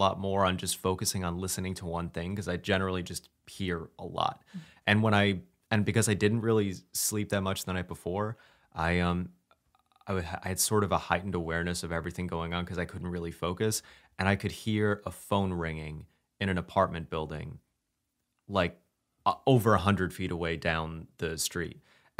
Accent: Brooklyn, New York, United States; Always, like I grew up in Brooklyn, and I actually memorized the sounds that trains made as they were coming into the station.

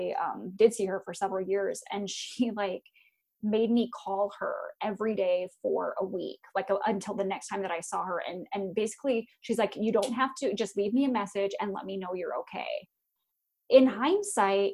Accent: Iowa, United States; born or raised there; moved away

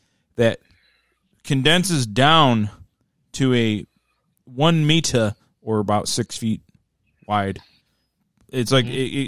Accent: Midwest, United States; I'm from the Midwest

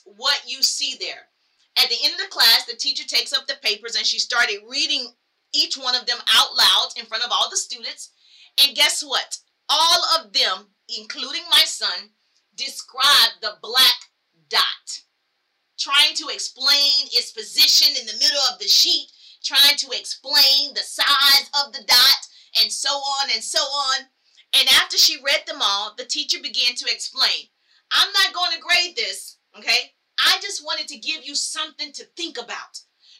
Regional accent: South Carolina, United States; So I grew up in the South. I'm from South Carolina.

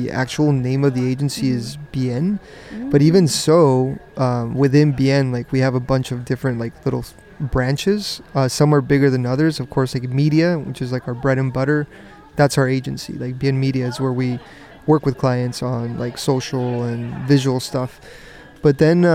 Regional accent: San Diego, California, United States; moved away as an adult; also born or lived in Paris / San Francisco / Mexico City; now in San Diego, United States; I grew up in San Diego with, you know, Tijuana always being part of my life.

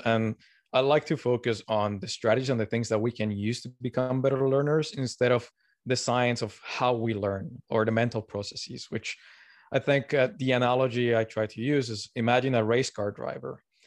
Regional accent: Colombia; moved away; also born or lived in Canada / Tokyo, Japan / Montreal, Canada; I'm originally from Colombia

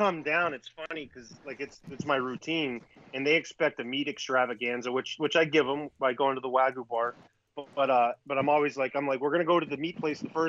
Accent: Miami, Florida, United States; that's my background growing up in Miami.

